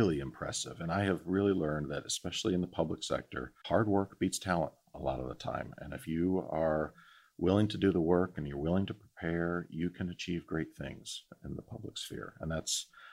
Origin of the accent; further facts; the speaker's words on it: Northeast Ohio, United States; growing up in Northeast Ohio